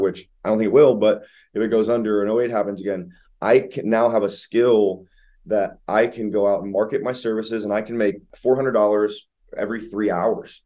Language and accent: English; Ohio, United States; now in Columbus, United States; I'm out of Columbus, Ohio, born and raised in Ohio